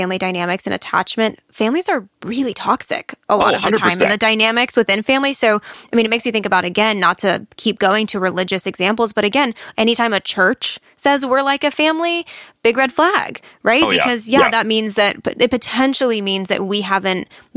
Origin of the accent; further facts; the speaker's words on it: Chicago, Illinois, United States; now in Raleigh, United States; I'm from Chicago